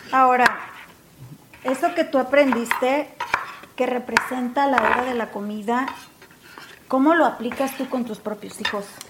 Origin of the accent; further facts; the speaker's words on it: Mexico; yo como mexicana